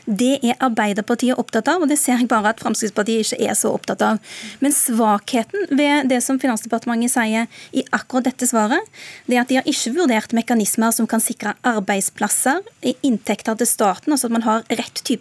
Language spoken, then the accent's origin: Norwegian; Rogaland, Norway; Hjemme i Rogaland så husker folk fortsatt den forrige oljekrisa.